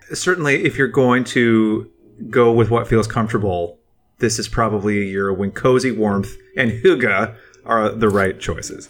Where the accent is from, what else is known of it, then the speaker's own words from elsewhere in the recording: United States; as an American who didn't leave the country really at this time in my life